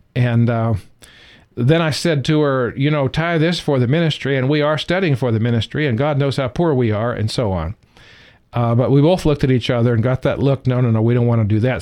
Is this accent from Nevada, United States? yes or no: no; California, United States; moved away; also born or lived in the South; I was raised in California